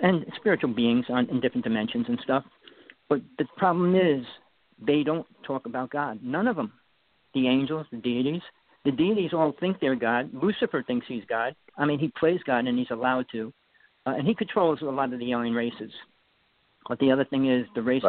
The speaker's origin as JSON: {"language": "English", "region": "East Coast", "country": "United States", "also_born_or_lived": "Wanaque, New Jersey", "accent": "New York", "said": "I'm from the East Coast"}